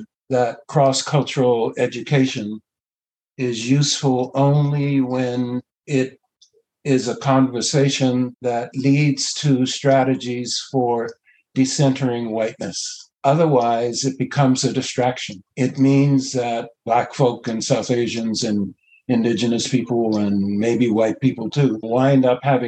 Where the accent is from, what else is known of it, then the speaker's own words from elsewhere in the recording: Bermuda; now in Canada; I was born in Bermuda